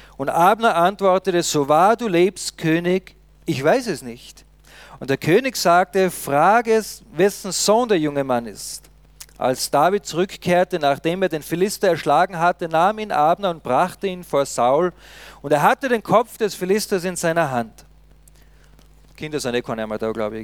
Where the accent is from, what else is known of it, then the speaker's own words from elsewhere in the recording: Austria; uns Österreicher